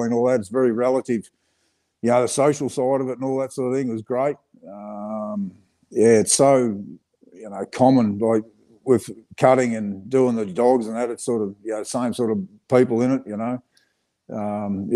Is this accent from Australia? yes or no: yes; Geelong, Victoria, Australia; I grew up down Geelong, sort of down south from here.